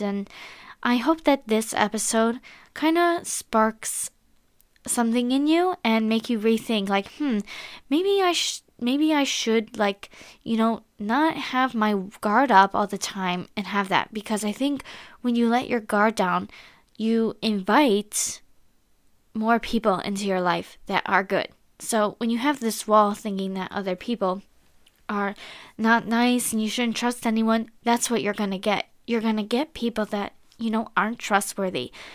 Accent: United States; I am an American girl

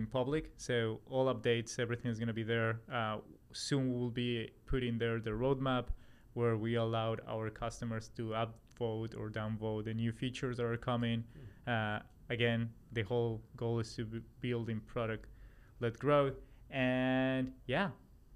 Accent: Colombia; also born or lived in Australia / New York, United States / Raleigh, North Carolina, United States; now in Los Angeles, United States; I'm originally from Colombia, South America, and then live in Australia. I'm from Australia, moved to the US in 2015

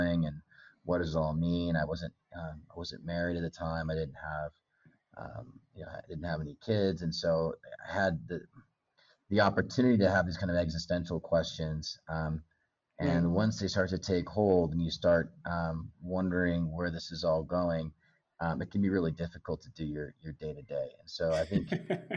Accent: Bend, Oregon, United States; moved away as an adult; also born or lived in Los Angeles; now in Kenya; A little town called Bend, Oregon, kind of up in the mountains

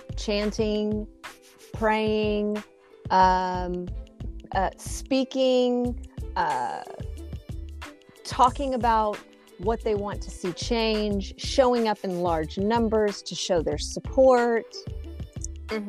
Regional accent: Texas, United States; growing up in Texas, I'm trying to think if MLK was even covered in anything we studied growing up through elementary school, middle school, high school

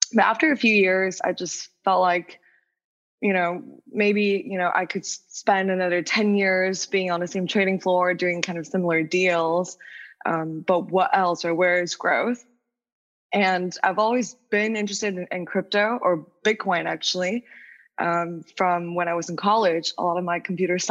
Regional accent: Wuhan, Hubei, China; English is a second language; moved away as an adult; also born or lived in New York, United States; I was born and raised in China, then went to the States for college

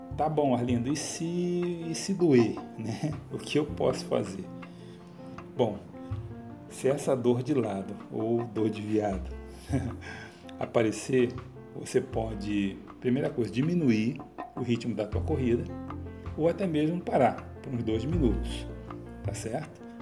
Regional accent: Rio de Janeiro, Brazil; como bom carioca

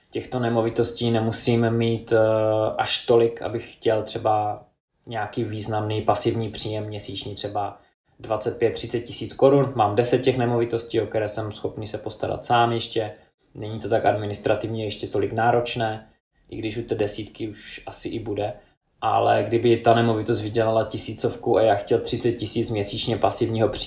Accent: United Kingdom; now in Czech Republic; Já jsem z Británie

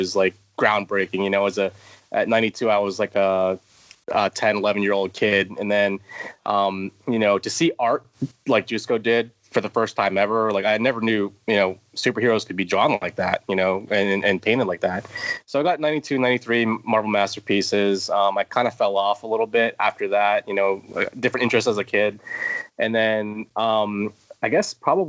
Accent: Tampa, Florida, United States; also born or lived in Georgia / Indiana; now in Pennsylvania, United States; I'm Floridian because I spent most of my life there

